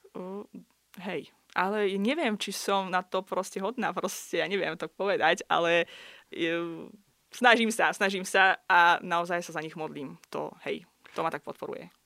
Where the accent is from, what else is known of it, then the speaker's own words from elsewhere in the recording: Baku, Azerbaijan; first language Russian; Slovak is a second language; moved away as an adult; now in Slovakia; Ja prosím pekne pochádzam z Azerbajdžanu, z hlavného mesta Baku